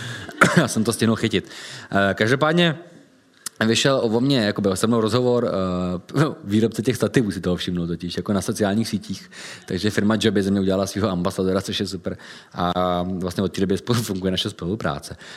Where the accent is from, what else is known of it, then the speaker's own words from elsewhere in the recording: Czechia; jsme Češi